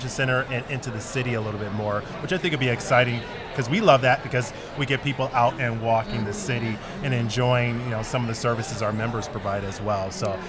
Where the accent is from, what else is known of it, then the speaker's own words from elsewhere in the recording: Ohio, United States; and raised in Ohio, right?